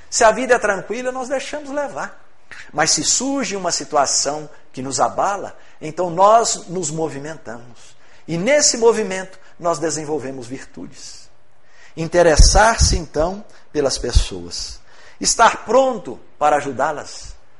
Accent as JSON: {"language": "Portuguese", "town": "Rio Pomba", "region": "Minas Gerais", "country": "Brazil", "also_born_or_lived": "Ipatinga", "said": "eu sou de Rio Pomba, cidade próxima aqui, né? Meus pais morando em Rio Pomba"}